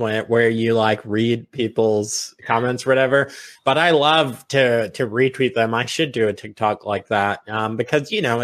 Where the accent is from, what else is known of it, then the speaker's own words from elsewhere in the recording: Virginia, United States; also born or lived in Long Island, New York; I'm a Virginia boy. I grew up here. We moved. I was a kid when we moved.